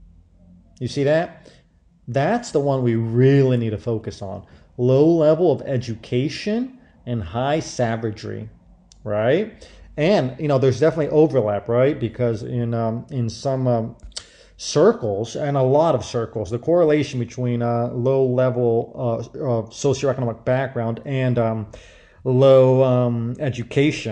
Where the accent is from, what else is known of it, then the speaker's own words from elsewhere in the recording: Midwest, United States; moved away as an adult; I grew up in the Midwest